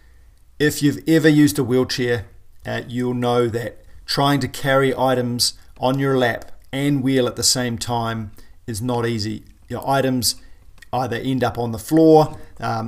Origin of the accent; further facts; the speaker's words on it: New Zealand; I'm a paraplegic from New Zealand